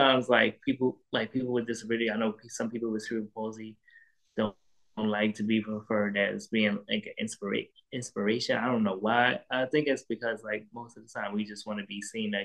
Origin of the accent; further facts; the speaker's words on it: New York City, New York, United States; also born or lived in Queens, New York / Brooklyn, New York; I was born and raised in Harlem, New York. I was born in Harlem Hospital